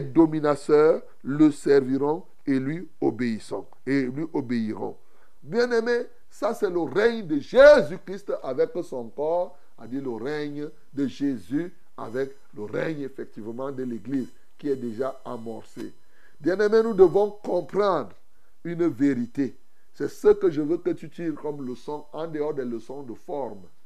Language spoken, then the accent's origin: French; Cameroon; ici chez nous au Cameroun